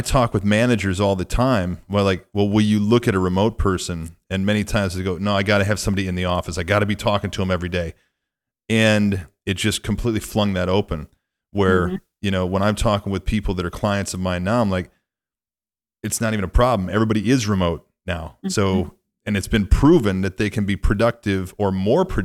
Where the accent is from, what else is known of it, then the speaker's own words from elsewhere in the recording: Midwest, United States; where I grew up in the Midwest